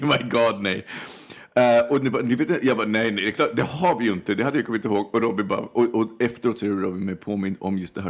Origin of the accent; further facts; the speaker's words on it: Stockholm, Stockholm County, Sweden; Stockholm eller Skärholmen, det är uppväxt i Vårberg